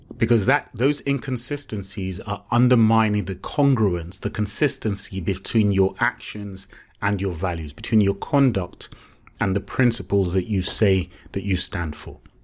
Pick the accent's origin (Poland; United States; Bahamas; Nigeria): Nigeria; I'm Yoruba, I'm Nigerian.